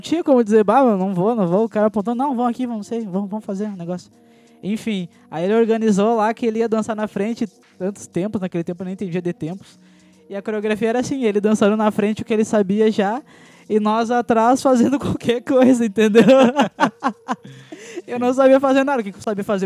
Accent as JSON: {"language": "Portuguese", "region": "Rio Grande do Sul", "country": "Brazil", "said": "é uma tradição daqui, né? Uma dança daqui, do Rio Grande do Sul"}